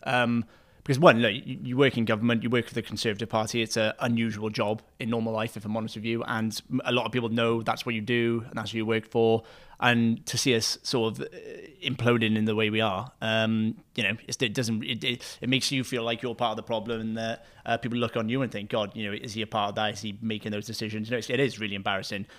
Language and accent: English; Wales, United Kingdom; me being a Welsh person